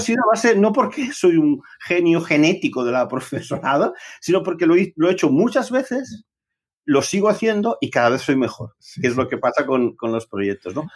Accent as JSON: {"language": "Spanish", "town": "Barcelona", "region": "Catalonia", "country": "Spain", "tie": "born or raised there", "said": "yo nací allá por los años 60, en Barcelona, en, Barcelona ciudad."}